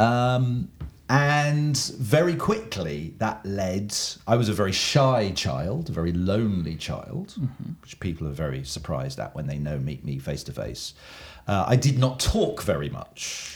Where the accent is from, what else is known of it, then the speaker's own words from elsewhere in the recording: Oxford, South East England, United Kingdom; moved away; I'm an Englishman from England, um, and I grew up in a uh, university town in England, well known university town called Oxford.